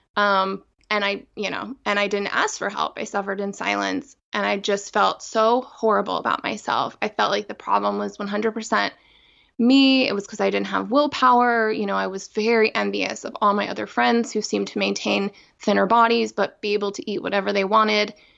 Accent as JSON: {"language": "English", "area": "outside of Philadelphia", "region": "Pennsylvania", "country": "United States", "tie": "born or raised there", "said": "I grew up outside of Philadelphia"}